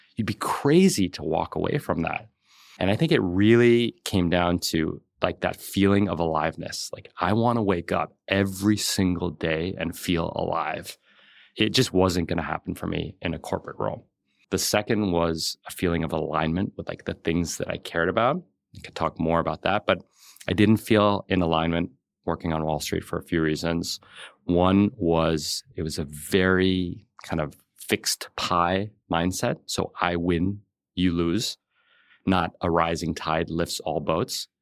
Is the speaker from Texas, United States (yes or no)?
no; New York City, New York, United States; I grew up in New York City and we were like lower middle class.